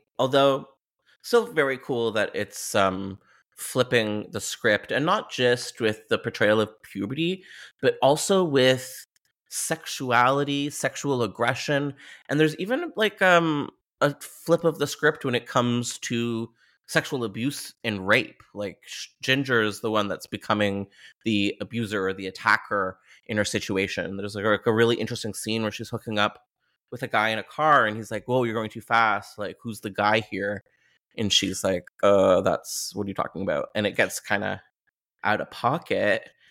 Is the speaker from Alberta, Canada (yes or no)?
no; Ontario, Canada; Something I want to bring up as a Canadian diva is this movie, it just reeks of Southern Ontario Gothic.